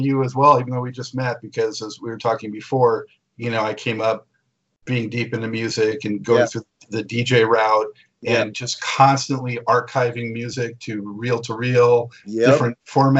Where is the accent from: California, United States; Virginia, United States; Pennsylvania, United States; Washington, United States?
California, United States; I grew up on the California beaches